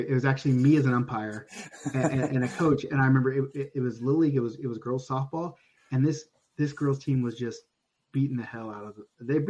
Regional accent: United States; now in Canada; I mean, I'm American. I live in Canada.

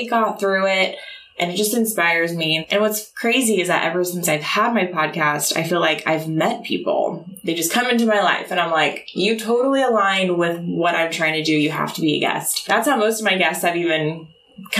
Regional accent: Oklahoma City, Oklahoma, United States; moved away; I'm from Oklahoma City

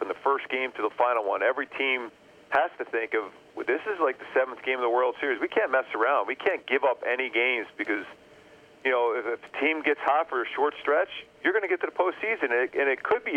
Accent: Philadelphia, Pennsylvania, United States; I grew up in Philly

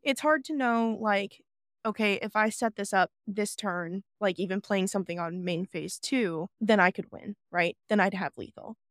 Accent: South Dakota, United States; I am from South Dakota

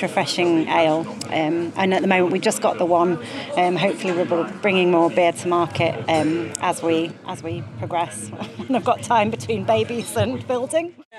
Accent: Yorkshire and the Humber, United Kingdom; now in Jura, United Kingdom; I'm from Yorkshire

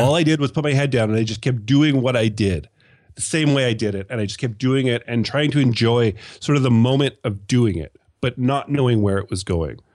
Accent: Canada; accent: Canadian; my sexy Canadian accent

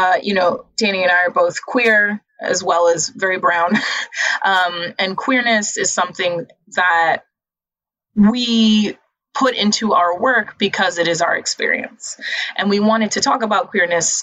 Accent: New York City, New York, United States; I grew up in the Lower East Side, which is not the projects

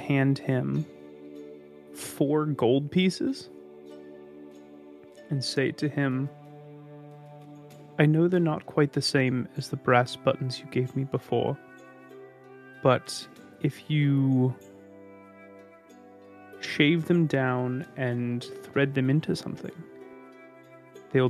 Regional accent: United States; we're American

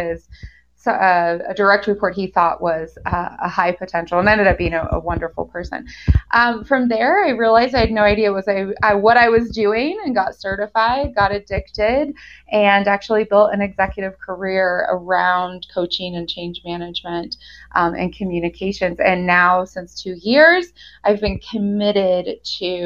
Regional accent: United States; moved away as an adult; also born or lived in Germany; now in Golden, Colorado, United States; I lived in Germany for 13 years, although I am an American. I'm back in the US in Golden, Colorado.

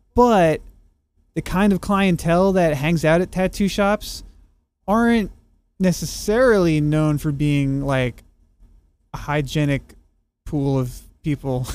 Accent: New York, United States; moved away; also born or lived in Texas; after moving back to New York, uh, from being a Texan for ten years

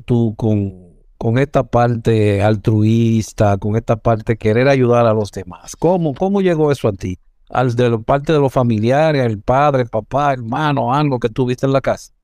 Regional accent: Santo Domingo Este, Distrito Nacional, Dominican Republic; Yo me crié en la calle 6, frente a Los Molinos

